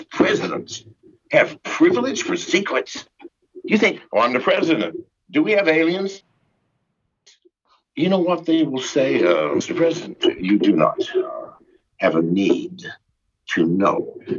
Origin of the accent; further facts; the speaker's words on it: England, United Kingdom; born there; I was born in England. My dad was a U.S. soldier fighting World War II. I am as eligible as any man.